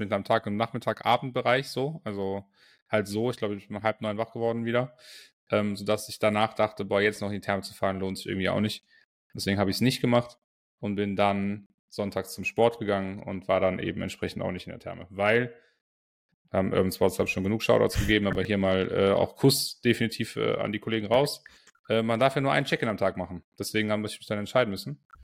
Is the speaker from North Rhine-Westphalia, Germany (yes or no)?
yes; Aachen, North Rhine-Westphalia, Germany; ich als Aachener, Uraachener